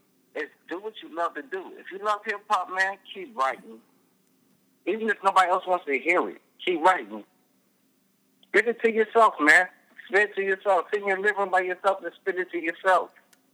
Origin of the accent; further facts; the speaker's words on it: Peoria, Illinois, United States; Oh, man. I love Peoria, man. I don't care where I go, man. I've been all over the United States. I've even been abroad.